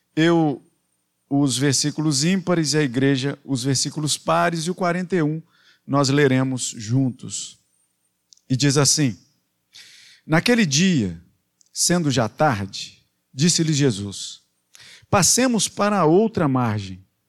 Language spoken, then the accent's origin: Portuguese; Belo Horizonte, Minas Gerais, Brazil; moved away; para Minas, para Belo Horizonte, lá na minha terra